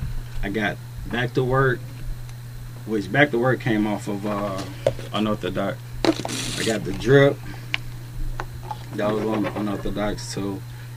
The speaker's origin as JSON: {"language": "English", "region": "North Carolina", "country": "United States", "tie": "born or raised there", "also_born_or_lived": "Texas", "said": "North Carolina. You know what I'm saying? Shit, my hometown."}